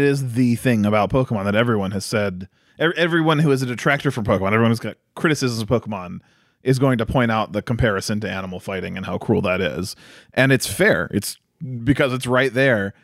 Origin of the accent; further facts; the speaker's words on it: United States; I'm an American, so, uh, even though I have, uh, Norse ancestry